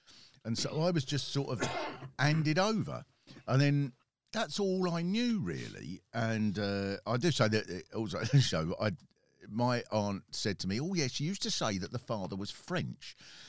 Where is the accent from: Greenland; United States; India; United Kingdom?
United Kingdom; London; born there; I was born in North London.